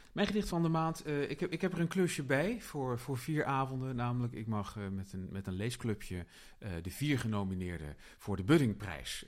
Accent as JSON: {"language": "Dutch", "region": "Utrecht", "country": "Netherlands"}